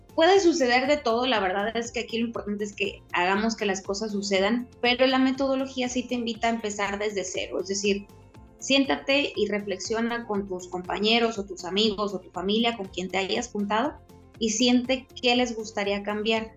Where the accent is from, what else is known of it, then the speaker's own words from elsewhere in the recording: Tampico, Tamaulipas, Mexico; moved away as an adult; also born or lived in Mexico City; now in Monterrey, Mexico; nací en Ciudad de México, pero toda mi vida crecí en Tampico y desde hace 12 años vivo en Monterrey